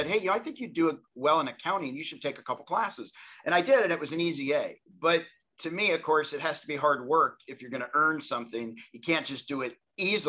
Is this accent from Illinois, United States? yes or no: no; Tennessee, United States; I grew up in Tennessee